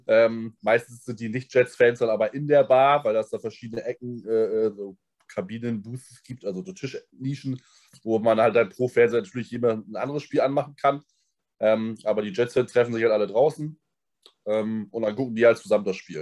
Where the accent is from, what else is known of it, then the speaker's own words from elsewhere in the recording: Germany; dass ich aus Deutschland komme